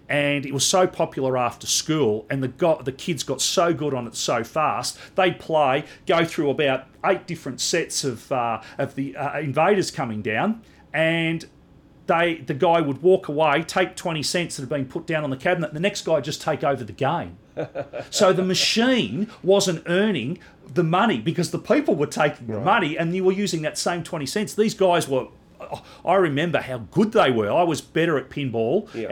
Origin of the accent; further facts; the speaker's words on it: Melbourne, Victoria, Australia; The suburb we grew up in Melbourne, Reservoir, which is a large northern suburb